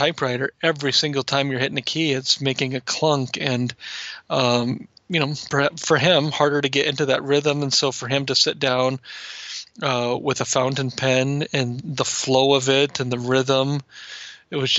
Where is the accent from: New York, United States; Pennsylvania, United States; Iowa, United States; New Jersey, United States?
Iowa, United States; grew up in Iowa